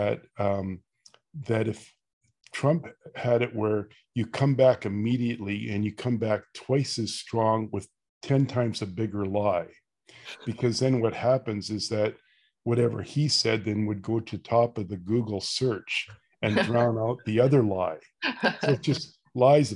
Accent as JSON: {"language": "English", "country": "Canada", "said": "being Canadian"}